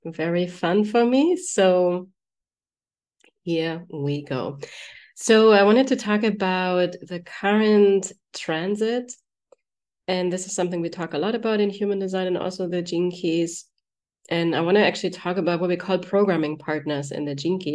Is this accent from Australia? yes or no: no; Germany; moved away; I'm from Germany